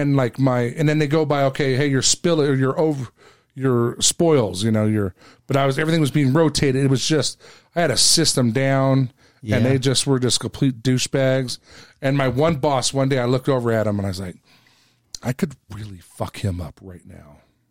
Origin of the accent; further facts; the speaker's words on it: West Coast, United States; You know, I grew up on the West Coast.